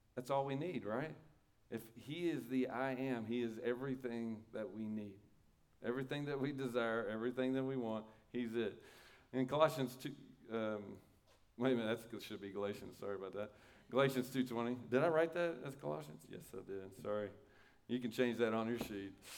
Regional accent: United States; I really like being an American

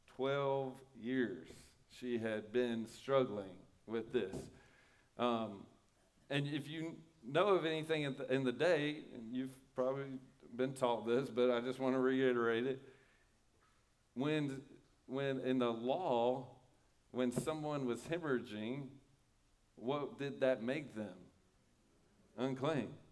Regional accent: United States; I really like being an American

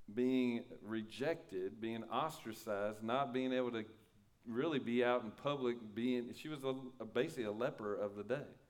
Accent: United States; I really like being an American

